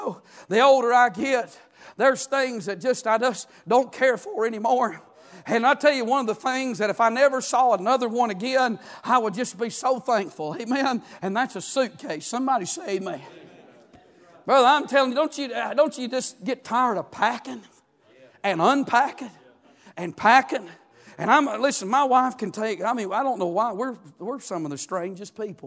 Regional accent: United States; I'm from Murray County

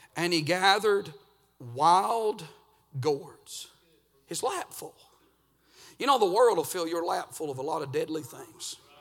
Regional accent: Georgia, United States; I'm actually from Georgia

